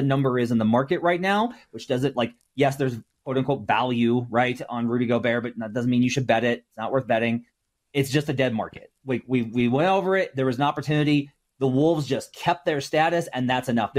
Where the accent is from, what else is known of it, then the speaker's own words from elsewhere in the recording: Arkansas, United States; I'm from Arkansas, woo pig.